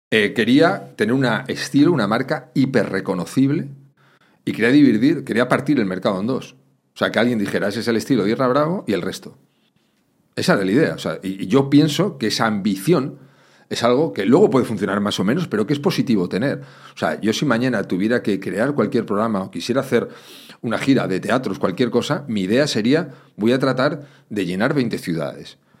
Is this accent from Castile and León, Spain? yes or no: no; Madrid, Community of Madrid, Spain; Yo me crié en un barrio, en Madrid